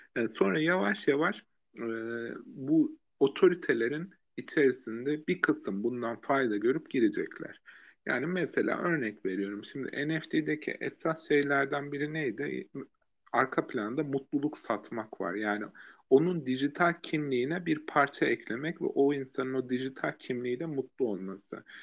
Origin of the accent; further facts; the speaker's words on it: Erzurum, Turkey; ben mesela Erzurum'da büyüdüm